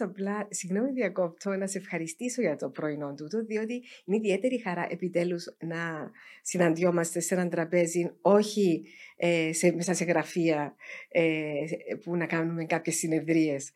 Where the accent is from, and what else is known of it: Cyprus